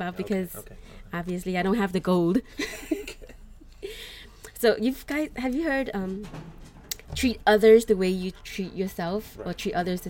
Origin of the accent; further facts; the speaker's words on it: United States; I grew up here in the United States